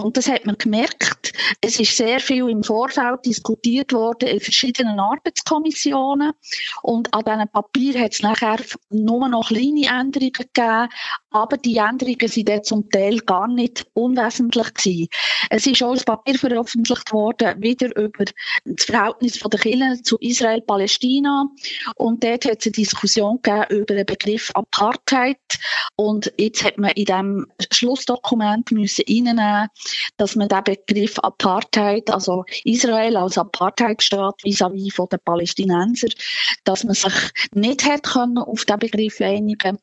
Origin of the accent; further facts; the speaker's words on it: Switzerland; bei uns in der Schweiz